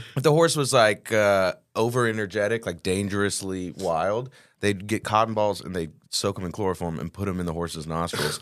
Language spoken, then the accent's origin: English; Texas, United States; I've lived in Texas my whole life